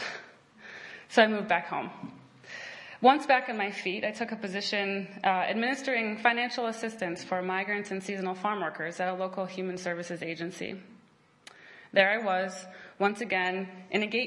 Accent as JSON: {"language": "English", "town": "Traverse City", "region": "Michigan", "country": "United States", "tie": "born or raised there", "also_born_or_lived": "New York City / Kalamazoo", "said": "I was born in New York City to two progressive creative types. I was exposed to many different walks of life during the first 5 years of my life in New York. And then we moved to Traverse City, one of the whitest places I know. And I've spent 17 years in Traverse City"}